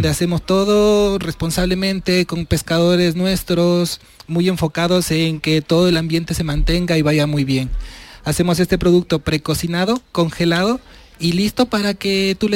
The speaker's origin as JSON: {"language": "Spanish", "country": "Ecuador", "also_born_or_lived": "Seville", "moved": "as an adult", "lives_now": "Isla Mayor, Spain", "said": "Yo vengo de Latinoamérica, soy ecuatoriano"}